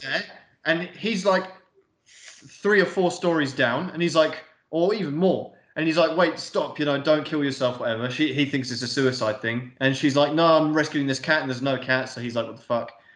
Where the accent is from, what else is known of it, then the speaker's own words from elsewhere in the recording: England, United Kingdom; we're English